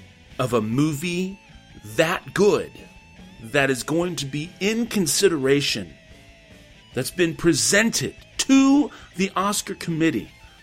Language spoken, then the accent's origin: English; Texas, United States; I'm from Texas